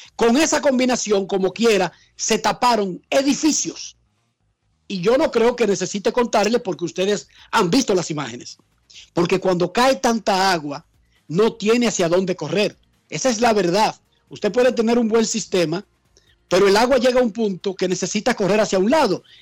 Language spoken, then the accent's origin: Spanish; Dominican Republic; como somos los dominicanos